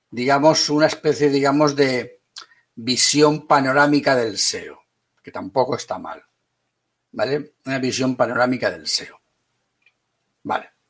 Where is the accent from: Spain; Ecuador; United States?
Spain; Valencia, Valencian Community; also born or lived in Madrid; yo nací en Madrid y soy de Valencia.